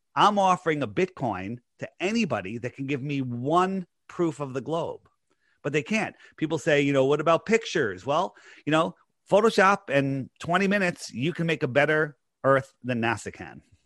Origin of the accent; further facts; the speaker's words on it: East Coast, United States; I'm just a normal guy growing up on the East Coast here